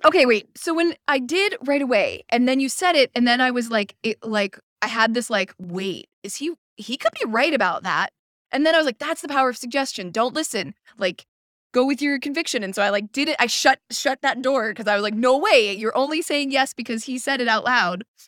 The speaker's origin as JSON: {"language": "English", "town": "Pittsburgh", "region": "Pennsylvania", "country": "United States", "said": "I am from Pittsburgh"}